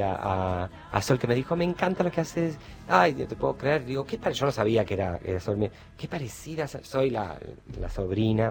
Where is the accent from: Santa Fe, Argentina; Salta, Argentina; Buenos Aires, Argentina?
Buenos Aires, Argentina; Yo me crié bastante con mi abuelo y mi abuela, en Caballito.